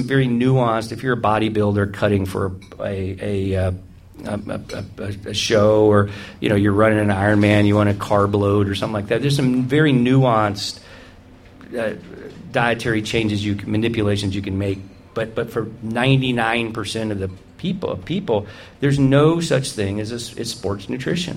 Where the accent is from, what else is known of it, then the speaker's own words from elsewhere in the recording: the South, United States; I grew up in the South